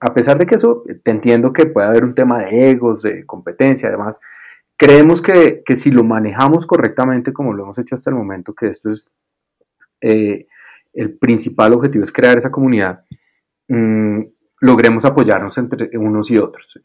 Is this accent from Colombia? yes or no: yes; Colombia; para mí como colombiano